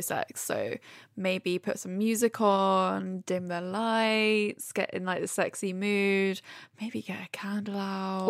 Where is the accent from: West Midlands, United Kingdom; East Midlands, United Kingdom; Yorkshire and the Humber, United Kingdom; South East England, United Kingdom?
South East England, United Kingdom; Brighton; moved away as an adult; now in London, United Kingdom; I grew up in Brighton and now I, I've lived in London for, I don't know, seven, eight years.